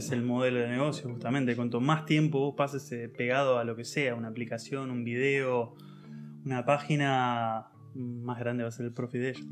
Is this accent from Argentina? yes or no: yes; Argentina; moved away as an adult; now in Germany; como argentino